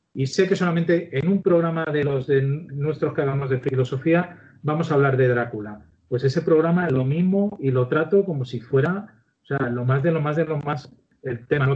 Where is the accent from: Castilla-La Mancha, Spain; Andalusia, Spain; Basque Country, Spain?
Castilla-La Mancha, Spain; Ciudad Real; Yo soy de Ciudad Real, vivo en Ciudad Real